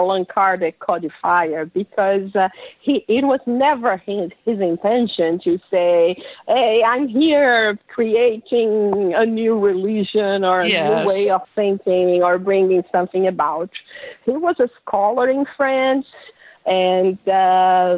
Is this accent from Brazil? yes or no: yes; Brazil; first language Portuguese; English is a second language; moved away as an adult; also born or lived in London, United Kingdom / Miami, United States; now in New York City, United States; I grew up in Brazil, and 26 years ago, my husband was transferred because of his work to London